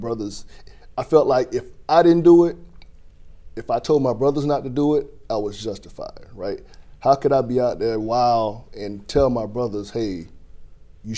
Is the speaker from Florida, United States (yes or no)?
yes; St. Cloud, Florida, United States; I was born in St. Cloud, Florida